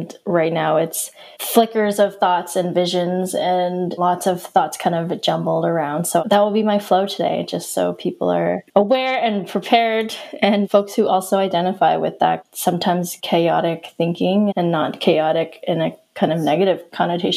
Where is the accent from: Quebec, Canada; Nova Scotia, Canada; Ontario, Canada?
Nova Scotia, Canada; Yarmouth; now in Halifax, Canada; I grew up in Yarmouth, Nova Scotia, small town, 3 hours away from Halifax, which is where I am now.